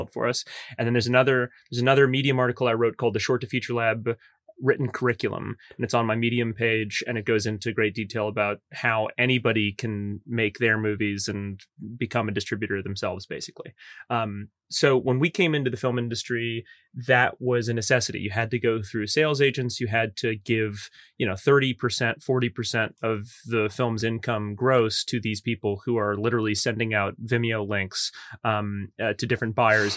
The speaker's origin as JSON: {"language": "English", "town": "Metairie", "region": "Louisiana", "country": "United States", "tie": "born or raised there", "moved": "as an adult", "lives_now": "Los Angeles, United States", "said": "I grew up in Old Metairie"}